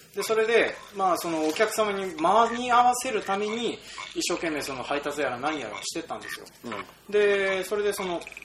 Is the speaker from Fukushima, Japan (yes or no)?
no; Kita-Toyohoro, Hokkaido, Japan; その 100m 隣っていうのがうちの実家があるから